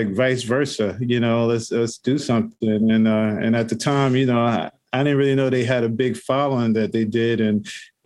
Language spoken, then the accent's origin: English; New York City, New York, United States; growing up in New York City in the Bronx